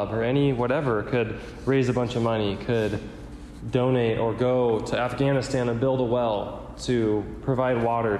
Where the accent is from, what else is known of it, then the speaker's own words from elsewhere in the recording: United States; I'm wired that way growing up in America